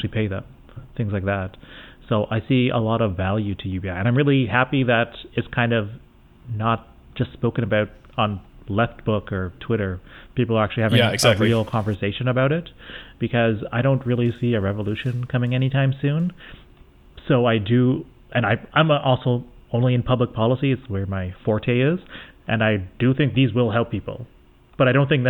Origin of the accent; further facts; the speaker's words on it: Canada; I'm Canadian